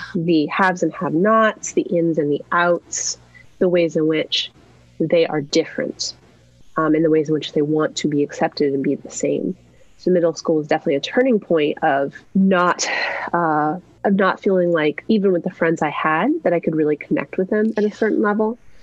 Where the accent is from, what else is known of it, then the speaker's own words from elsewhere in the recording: New Mexico, United States; I was raised in New Mexico